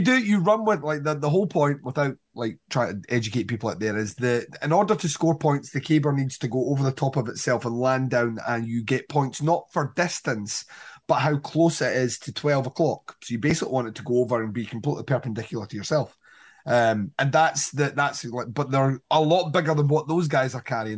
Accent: Scotland, United Kingdom; we're Scottish

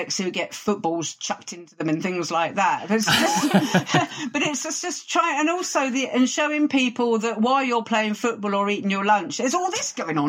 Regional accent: Croydon, London, United Kingdom; also born or lived in Peckham, London; I was actually born and brought up in Croydon

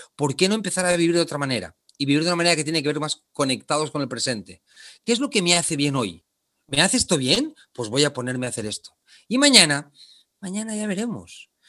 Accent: Barcelona, Catalonia, Spain; moved away as an adult; also born or lived in Argentina / Japan; now in Panama; yo soy originario de Barcelona, de España

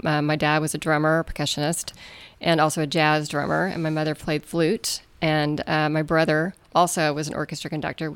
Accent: Amarillo, Texas, United States; So I'm from Amarillo, Texas, which is, according to the U.S. Weather Service, the windiest city in the United States

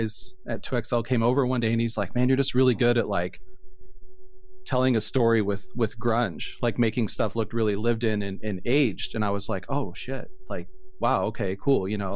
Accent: Phoenix, Arizona, United States; moved away; I'm from Phoenix, Arizona. I was born and raised there

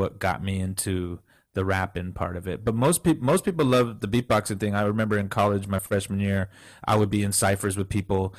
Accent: McAllen, Texas, United States; also born or lived in Orange County, California / Bay Area, California; I was born in Orange County, California, but I was raised in, when I was 4 years old, I moved to McAllen, Texas, right down by the border of Mexico

